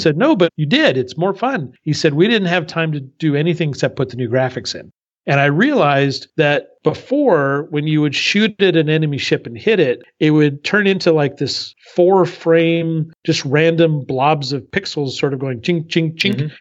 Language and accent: English; Southern California, United States; moved away as an adult; also born or lived in Paris; now in Berlin, Germany; I grew up in Southern California